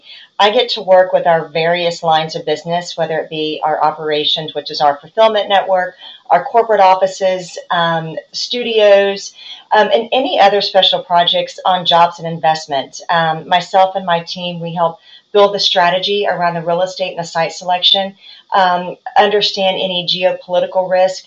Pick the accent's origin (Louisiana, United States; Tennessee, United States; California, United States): Tennessee, United States; I mean, I'm from Tennessee.